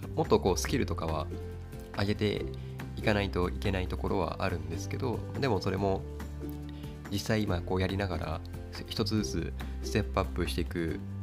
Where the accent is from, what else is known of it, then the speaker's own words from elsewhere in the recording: Kagoshima, Japan; 地元鹿児島の水道屋さんの仕事をしている